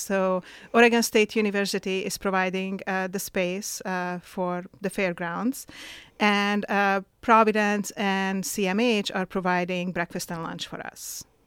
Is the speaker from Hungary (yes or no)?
yes; Hungary; now in Astoria, United States; I'm originally from Hungary. Uh, I was born in Hungary and I moved to the U S about, um, twenty, forty years ago now.